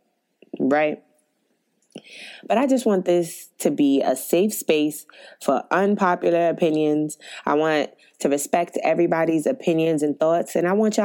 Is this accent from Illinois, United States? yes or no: no; New York City, New York, United States; I'm from Brooklyn, New York